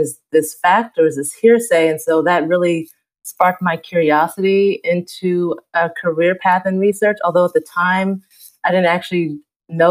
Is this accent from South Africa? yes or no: no; the South, United States; moved away; I was born and raised in the South